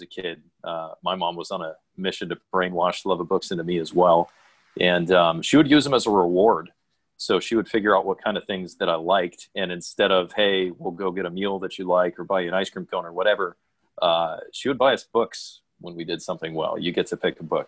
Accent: San Diego, California, United States; also born or lived in Los Angeles; I'm from San Diego. And believe it or not, I'm actually a fifth generation San Diegan.

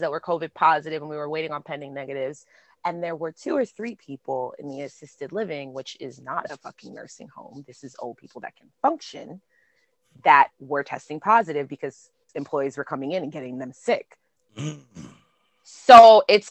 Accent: New York, United States; going into Florida as a New Yorker

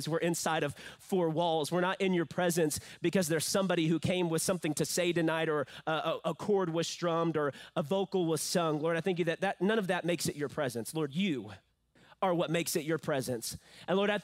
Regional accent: San Angelo, Texas, United States; I am from San Angelo. I was born at Shannon Medical Hospital downtown, that red building

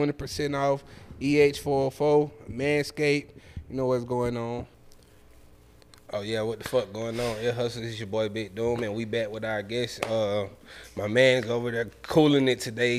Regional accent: Atlanta, Georgia, United States; all of us from Atlanta

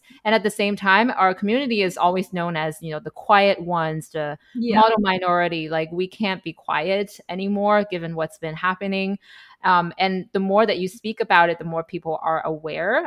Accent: China; moved away as an adult; now in United States; We're both immigrants from China. We moved to the US as an adult.

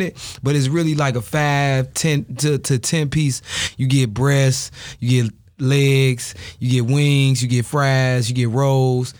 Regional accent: Chicago, Illinois, United States; I'm from L-Town, you know what I'm saying? Austin area, to be specific.

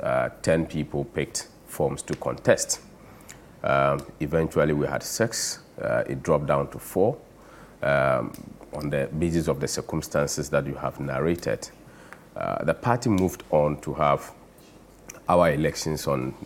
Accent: Zabzugu, Northern Region, Ghana; I come from Zabzugu and from the northern region, and being a Dagumba by tribe

